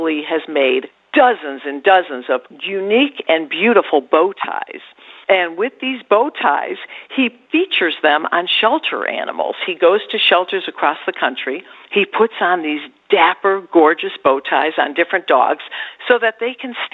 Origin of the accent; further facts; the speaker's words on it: Michigan, United States; moved away; I'm broadcasting today from my hometown in Michigan